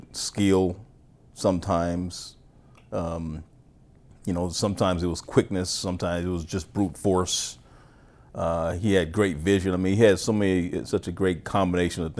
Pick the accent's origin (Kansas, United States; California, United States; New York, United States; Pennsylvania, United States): Kansas, United States; growing up in Kansas